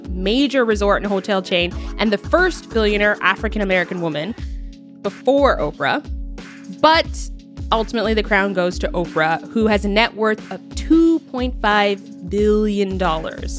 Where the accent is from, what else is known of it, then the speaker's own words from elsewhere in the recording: Canada; I'm Canadian